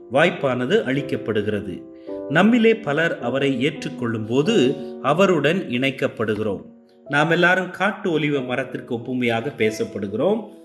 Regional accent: Ooty, Tamil Nadu, India; நான் உதகையிலே பிறந்து வளர்ந்தவன்

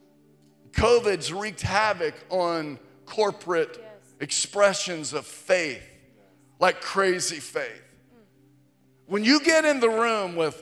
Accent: Virginia, United States; I was in eighth grade and middle school, growing up in Virginia. We grew up not far from Virginia Tech

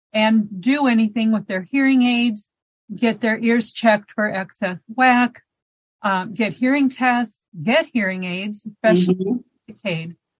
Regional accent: Arlington, Nebraska, United States; I am from Nebraska. I grew up in Arlington, Nebraska, where my 92-year-old mother still lives

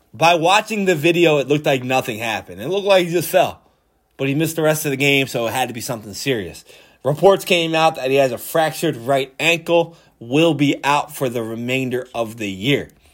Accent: Philadelphia, Pennsylvania, United States; I'm from Philly.

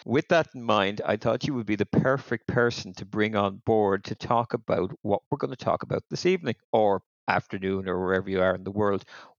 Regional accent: Limerick, Munster, Ireland; now in Tipperary, Ireland; I live in Tipperary, actually, but no, I grew up in Limerick.

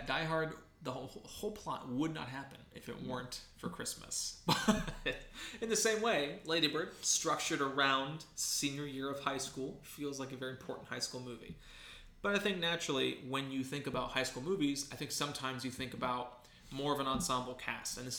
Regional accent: Ohio, United States; now in California, United States; There are things that I miss about Ohio, even though I live in California now

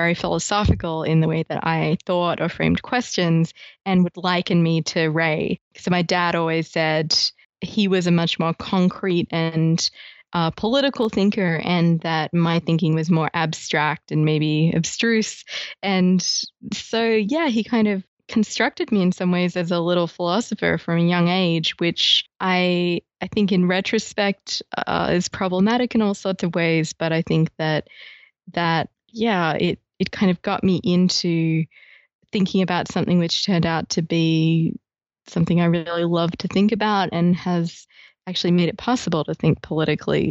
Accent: Australia; now in Ithaca, United States; I'm being Australian

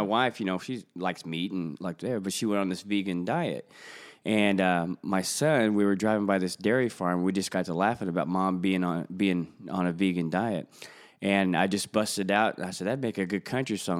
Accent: Springfield, Missouri, United States; I'm actually from Springfield, Missouri, so it's pretty much the heartland of the United States of America.

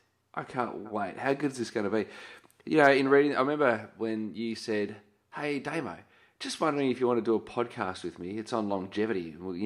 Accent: Australia; I'm Australian with Czech background.

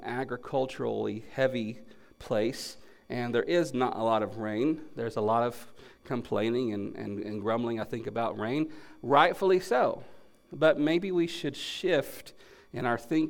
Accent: North Carolina, United States; moved away as an adult; also born or lived in Tennessee / Kentucky / Central Florida / Texas; I grew up in North Carolina, moved to Tennessee for Bible college

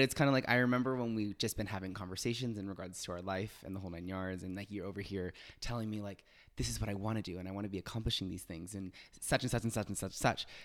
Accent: Los Angeles, California, United States; moved away; I'm originally from Los Angeles

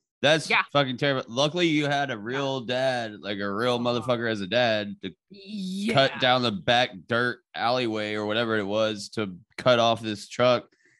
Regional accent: Nashville, Tennessee, United States; moved away as an adult; now in Chico, United States; I'm from Nashville.

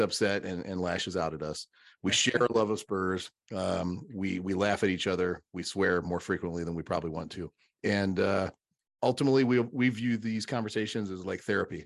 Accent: United States; we're American fans, so we, we come from a later and, you know, fresher place

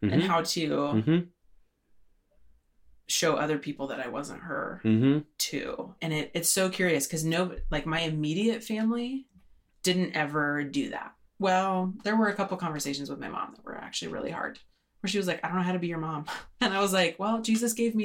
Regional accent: Idaho, United States

